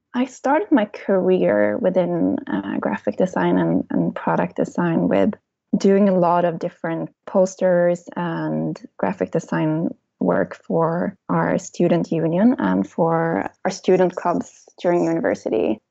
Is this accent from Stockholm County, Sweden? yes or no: no; small town outside Gothenburg, Västra Götaland, Sweden; English is a second language; moved away; also born or lived in Germany; I'm from Sweden, as you can probably tell, from a very small town in the countryside outside of Gothenburg on the west coast in Sweden.